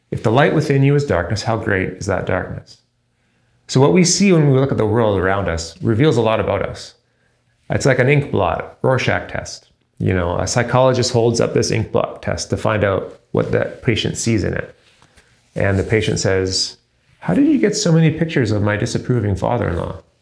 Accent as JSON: {"language": "English", "country": "Canada", "said": "Me personally, I'm a Canadian citizen."}